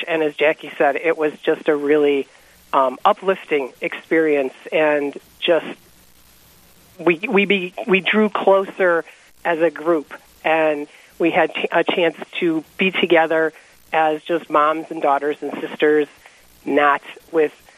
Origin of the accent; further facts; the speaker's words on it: Wisconsin, United States; moved away as an adult; now in North Dakota, United States; I grew up in Wisconsin, so I'm a Midwest girl, and but we moved to North Dakota about 12 years ago